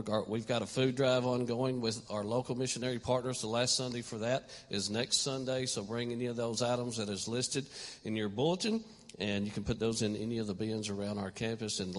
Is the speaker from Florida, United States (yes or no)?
no; Elmont, New York, United States; I mean, I'm from Elmont. I don't know how many people in Elmont are wearing skinny jeans now